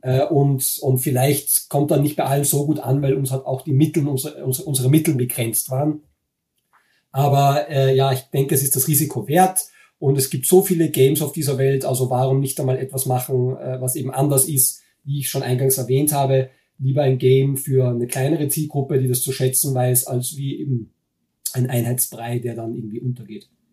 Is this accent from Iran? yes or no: no; Linz, Upper Austria, Austria; moved away as an adult; also born or lived in Vienna; now in Germany; Äh, ich bin in Wien geboren, aber nur geboren. Ich bin aufgewachsen in Linz in Oberösterreich